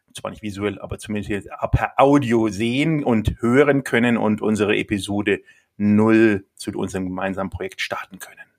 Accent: Nuremberg, Bavaria, Germany; ich bin Nürnberger, bin in Nürnberg geboren

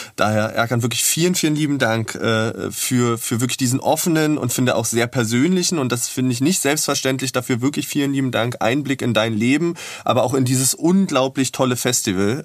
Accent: Berlin, Germany; für mich als Berliner

